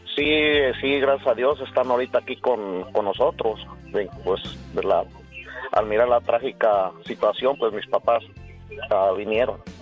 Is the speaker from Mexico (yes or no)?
yes; Michoacán, Mexico; moved away; Nosotros somos del estado de Michoacán